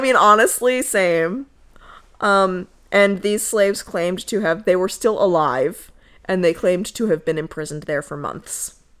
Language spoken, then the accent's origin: English; Connecticut, United States; I said that with such a southern accent, because I was born and raised in Connecticut